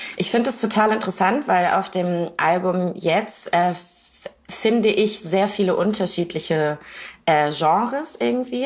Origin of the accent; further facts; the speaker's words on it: Kiel, Schleswig-Holstein, Germany; meiner Heimatstadt Kiel